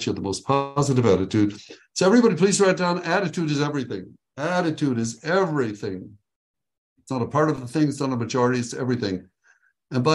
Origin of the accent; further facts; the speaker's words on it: Israel; also born or lived in Tiberias, Israel; now in Texas, United States; I am originally from Israel. I was born there at a very young age, and which is east of Texas, where I live now